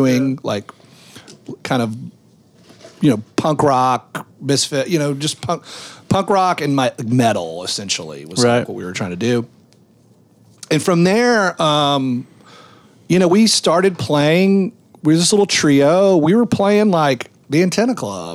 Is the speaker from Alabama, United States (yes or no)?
no; Memphis, Tennessee, United States; we're in Opera Memphis